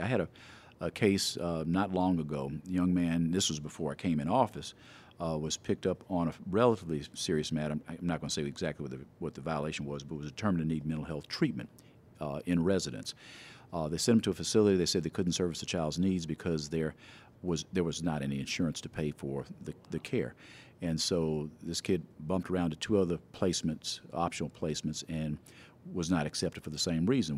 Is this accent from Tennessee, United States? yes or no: yes; Memphis, Tennessee, United States; I was born here in Memphis, actually, in Des Moines Gardens